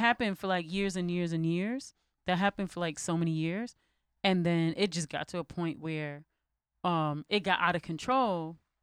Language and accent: English; United States; as an American